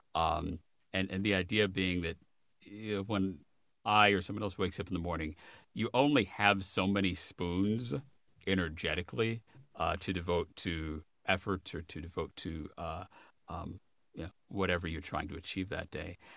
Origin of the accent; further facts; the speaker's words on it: Chicago, Illinois, United States; moved away as an adult; also born or lived in Minneapolis / Los Angeles; now in Washington, United States; I grew up in the Chicago suburbs and then I was in graduate school in Minneapolis